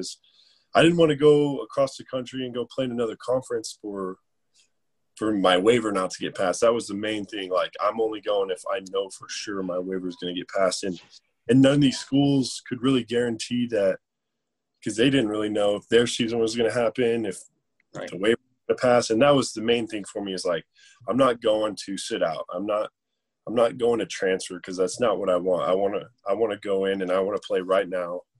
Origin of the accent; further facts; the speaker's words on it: Colorado, United States; this is where I'm from. This is my home state